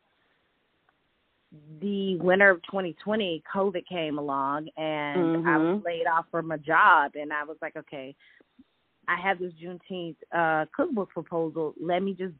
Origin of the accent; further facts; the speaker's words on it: Athens, Georgia, United States; moved away; also born or lived in Fort Greene, Brooklyn; I'm born and raised in Athens, Georgia